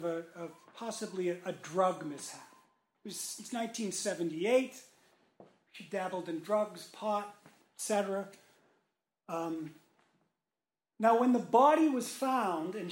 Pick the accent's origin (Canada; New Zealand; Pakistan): Canada; Montreal, Quebec; also born or lived in Toronto; now in Raleigh, United States; before Toronto, I was born in Montreal.